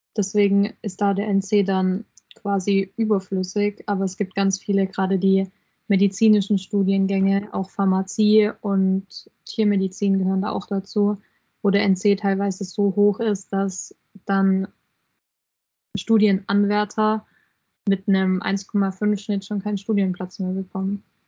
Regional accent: Germany; Bei uns in Deutschland

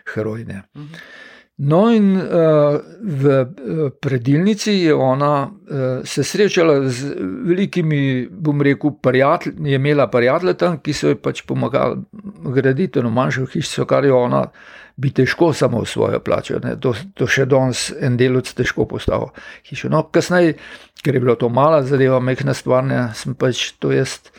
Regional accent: Slovenia; Slovenci smo pač živeli

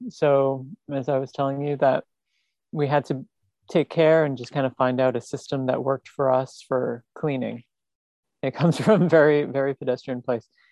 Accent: New York City, New York, United States; a Staten Islander like me

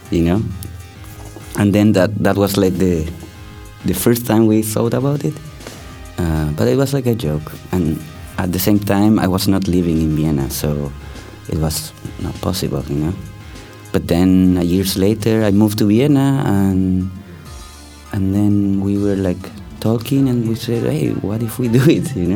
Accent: Chile; born there; also born or lived in Spain / Turkey; I was born in Chile because my family is uh, uh from Chilean roots and Spanish roots, so I lived in, in both places, in Chile and Spain. Then um, I also lived a long time in Turkey, in Ista

